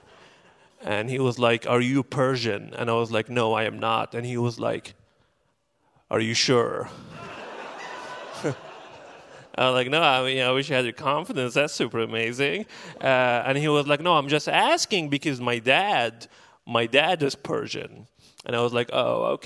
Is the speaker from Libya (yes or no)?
yes; Benghazi, Cyrenaica, Libya; moved away as an adult; now in Portland, United States; I'm originally from Libya, specifically from the city of Benghazi